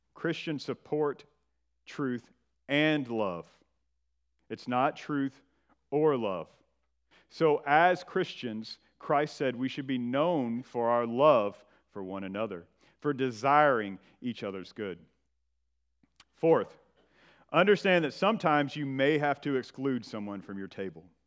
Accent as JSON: {"language": "English", "region": "northern Georgia", "country": "United States", "moved": "yes", "said": "I'm from Georgia, and I am from the northern part of the state in the foothills of the Appalachian Mountains"}